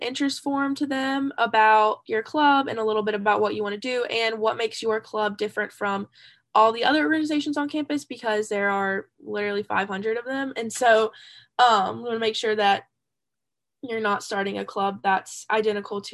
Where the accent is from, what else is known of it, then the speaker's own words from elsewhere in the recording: Sumter, South Carolina, United States; also born or lived in Columbia, South Carolina; I'm from Sumter, South Carolina, so not too far away. I've kind of lived in like Sumter and Columbia my entire life